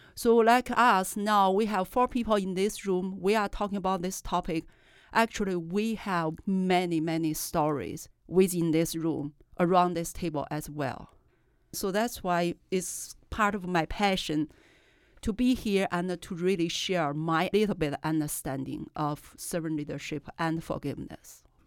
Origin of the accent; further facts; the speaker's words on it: China; English is a second language; moved away as an adult; I was raised in China